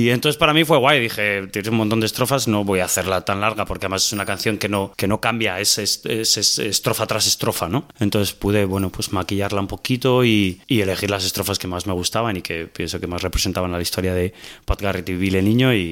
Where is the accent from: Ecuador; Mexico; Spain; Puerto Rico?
Spain; Salamanca, Castile and León; que somos de Salamanca